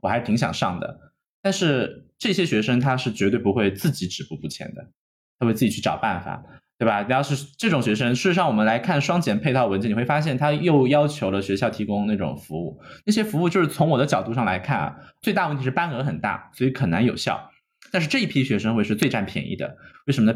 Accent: China; moved away; 我们在国内长大

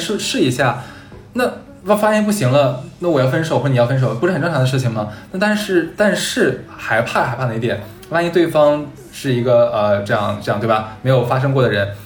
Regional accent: Harbin, Heilongjiang, China; 因为我是哈尔滨人

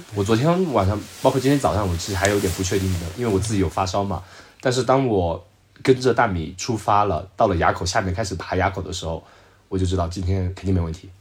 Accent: Zhejiang, China; 我说：“我浙江的。”

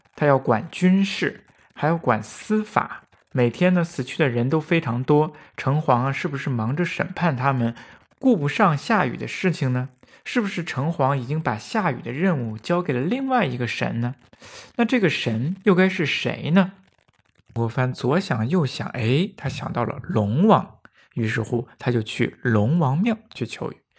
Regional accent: Handan, Hebei, China; 于是派人跑到邯郸县，也是我的家乡

